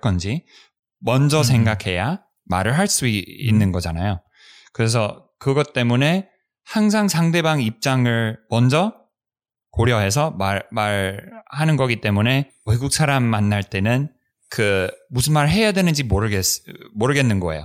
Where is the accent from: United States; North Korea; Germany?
United States; Korean is a second language; 우리 미국에서는